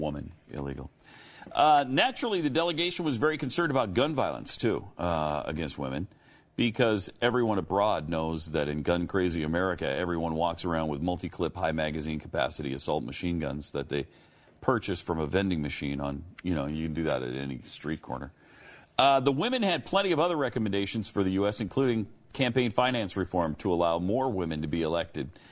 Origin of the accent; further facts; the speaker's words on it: United States; we, as American men